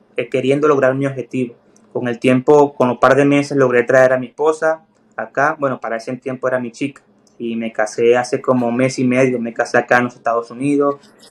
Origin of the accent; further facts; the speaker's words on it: Puerto La Cruz, Anzoátegui, Venezuela; moved away as an adult; also born or lived in Colombia / Ecuador / Bolivia; now in United States; Soy de Puerto La Cruz, una zona que es muy costera